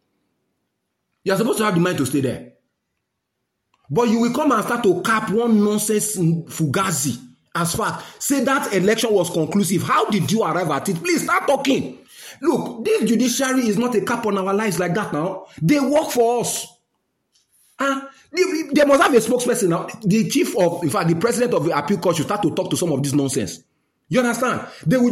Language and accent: English; Nigeria; I'm a Nigerian